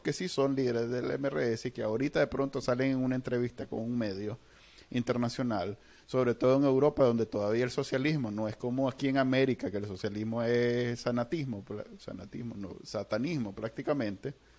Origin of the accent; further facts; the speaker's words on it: Nicaragua; somos nicas